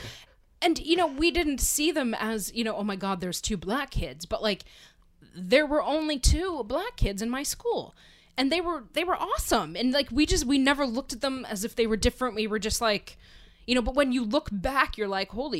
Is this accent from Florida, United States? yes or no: no; Pennsylvania, United States; where I grew up in Pennsylvania